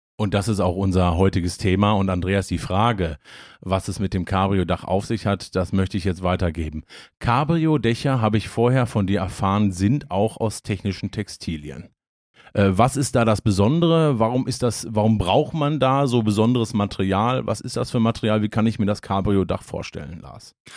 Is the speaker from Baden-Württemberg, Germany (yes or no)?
no; Hagen, North Rhine-Westphalia, Germany; ich komme ja aus, aus Hagen gebürtig